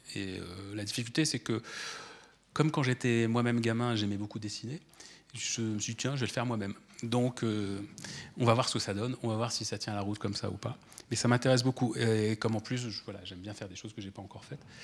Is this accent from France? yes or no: yes; France; chez nous en France